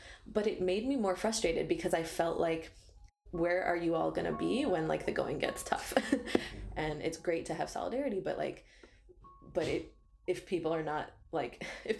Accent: outside of Detroit, Michigan, United States; I was born and raised in the U.S. in Michigan, outside mm-hmm. of Detroit. But my parents, you know, immigrated from Egypt many years ago, and we would spend our summers there.

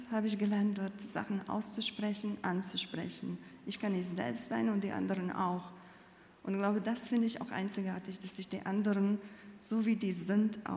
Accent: Latvia; ich bin in Lettland aufgewachsen, in einer großen Familie. Und damals, ähm, das Denken der Menschen und das Leben wurde sehr stark geprägt von dem Kulturgut und Gedankengut der Sowjetunion.

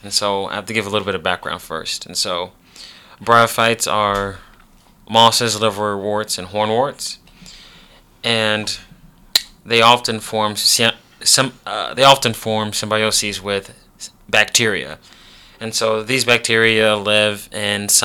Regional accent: Chicago, Illinois, United States; I'm from Chicago

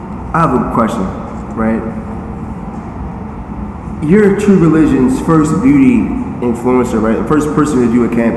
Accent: Philadelphia, Pennsylvania, United States; and I'm from Philly, it's in Pennsylvania, King of Pressure.

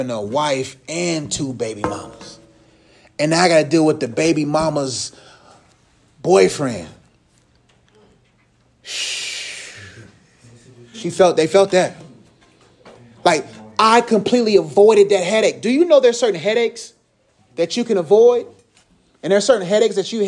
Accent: Nigeria; now in United States; I'm Nigerian

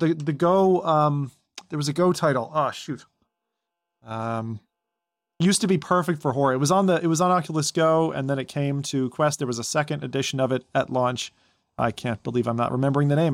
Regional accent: Toronto, Ontario, Canada; in my hometown

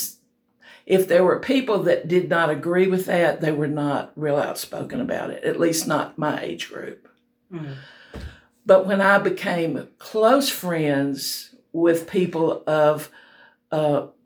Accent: Northwest Louisiana, United States; I was born in Northwest Louisiana

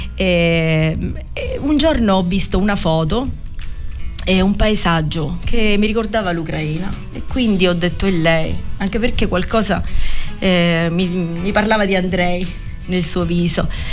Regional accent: Mandanici, Sicily, Italy; Quando siamo arrivati a Mandanici era estate, era il 14 agosto eh, il mio paese d'estate è, la piazza è pienissima di gente

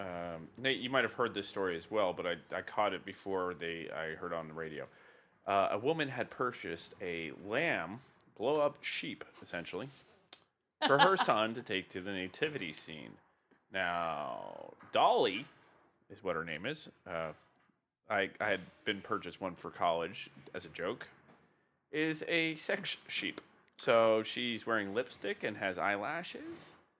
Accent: Welsh, Wales, United Kingdom; the whole sheep thing for being Welsh.

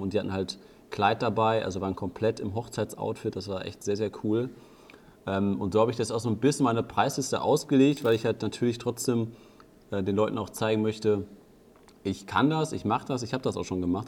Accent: Germany; dass ich in Deutschland sitze und als Deutscher

